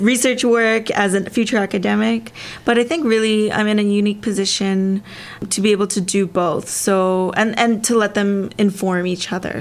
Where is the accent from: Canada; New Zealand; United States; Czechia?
Canada; my parents uh, immigrated to Canada from Korea, right. and I was born in Canada